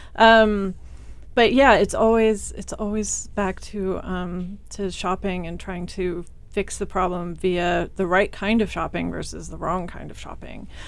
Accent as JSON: {"language": "English", "region": "Kansas", "country": "United States", "said": "I'm, I'm from Kansas. Um, small rural Kansas"}